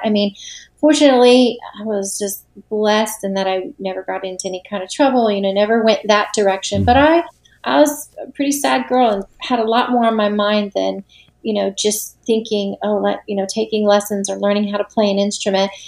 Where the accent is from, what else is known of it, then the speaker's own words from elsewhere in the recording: Tampa, Florida, United States; also born or lived in Nashville, Tennessee / St. Augustine, Florida; I'm originally from Florida. Okay. I'm from Tampa Bay